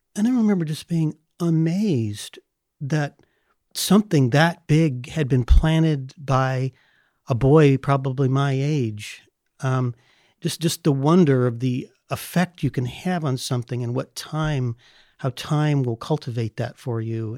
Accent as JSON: {"language": "English", "region": "California", "country": "United States", "tie": "born or raised there", "said": "I grew up in California."}